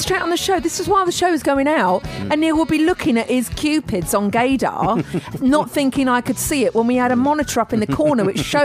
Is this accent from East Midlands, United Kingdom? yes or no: no; Tunbridge Wells, South East England, United Kingdom; when we were growing up in Tunbridge Wells